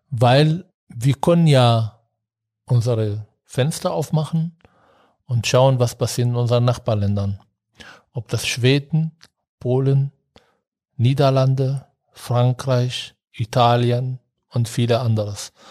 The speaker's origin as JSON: {"language": "German", "region": "Berlin", "country": "Germany", "said": "Wir haben hier angefangen, als Berliner übrigens in Bayern zu arbeiten."}